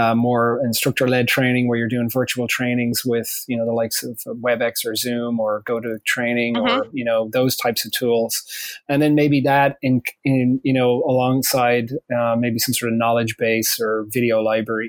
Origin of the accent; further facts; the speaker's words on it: Ireland; now in United States; I'm originally from Ireland, living here in the United States now